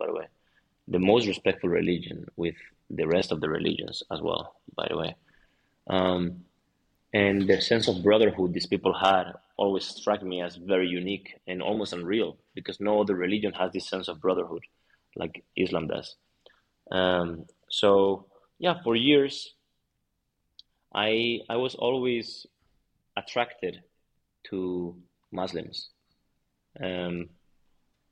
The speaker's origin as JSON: {"language": "English", "town": "Madrid", "region": "Community of Madrid", "country": "Spain", "said": "I'm from Madrid"}